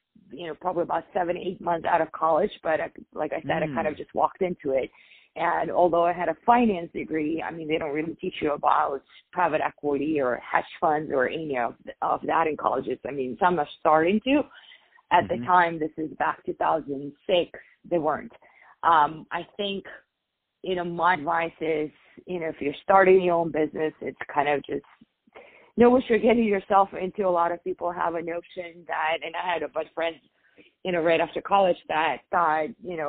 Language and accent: English; Dubai, United Arab Emirates; I grew up in Dubai. My father was a diplomat there, and because of that, I was predisposed to a lot of, you know, very prominent families in our region